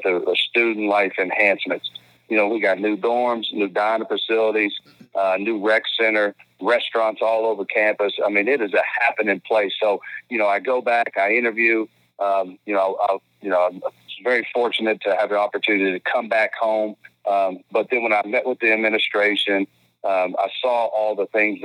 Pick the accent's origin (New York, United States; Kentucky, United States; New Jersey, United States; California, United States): Kentucky, United States; Georgetown; I grew up in Georgetown, Kentucky, 40 minutes away